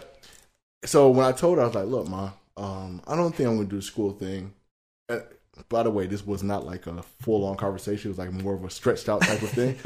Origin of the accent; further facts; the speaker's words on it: Broward, Florida, United States; Growing up in Broward